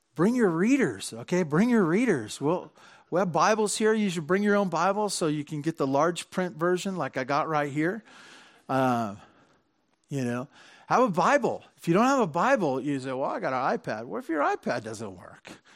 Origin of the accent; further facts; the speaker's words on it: Santa Barbara, California, United States; I grew up in Santa Barbara, and my dad had a stable job